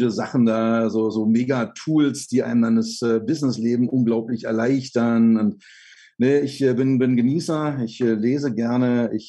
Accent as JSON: {"language": "German", "region": "Berlin", "country": "Germany", "tie": "born or raised there", "also_born_or_lived": "Böblingen / Mallorca", "moved": "as an adult", "said": "Ich bin gebürtiger Lichtenrader"}